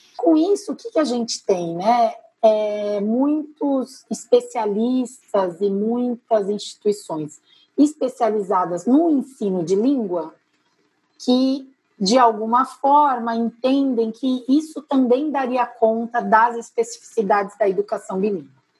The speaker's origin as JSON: {"language": "Portuguese", "country": "Brazil"}